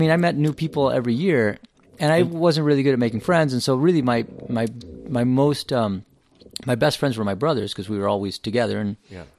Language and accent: English; Champaign, Illinois, United States; I was born in Champaign, Illinois.